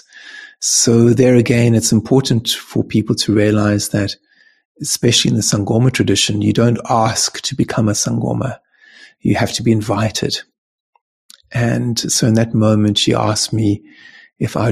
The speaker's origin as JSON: {"language": "English", "town": "Cape Town", "region": "Western Cape", "country": "South Africa", "tie": "born or raised there", "said": "when I was born in Cape Town"}